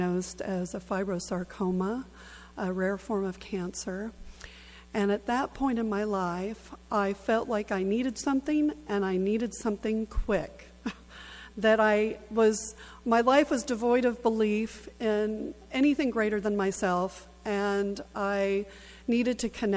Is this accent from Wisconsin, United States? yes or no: no; Southern California, United States; I'm originally from Southern California